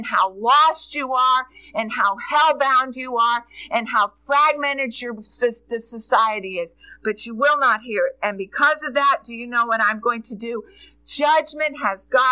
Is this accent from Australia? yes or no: no; United States; also born or lived in Jessamine County, Kentucky; we are as an American people.